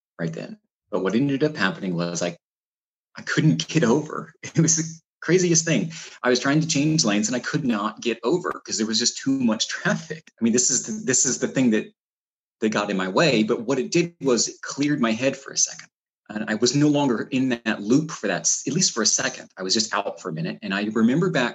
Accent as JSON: {"language": "English", "region": "Florida", "country": "United States", "tie": "born or raised there", "moved": "yes", "said": "I grew up in Florida"}